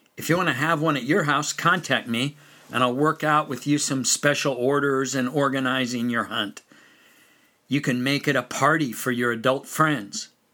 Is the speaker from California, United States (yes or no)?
yes; California, United States; also born or lived in western North Carolina; now in North Carolina, United States; growing up in California